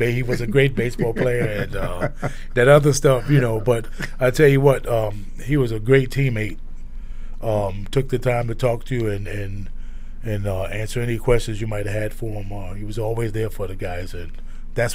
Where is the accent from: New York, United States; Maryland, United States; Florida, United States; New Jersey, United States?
New York, United States; New York City; moved away; where we grew up in South Brooklyn